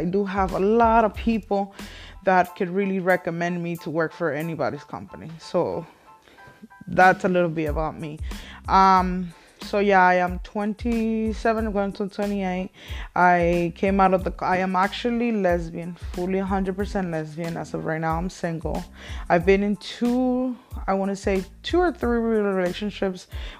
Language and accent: English; Mexico; English is a second language; I was born and raised in Mexico, as you guys can probably tell from my accent. I don't have a very heavy accent anymore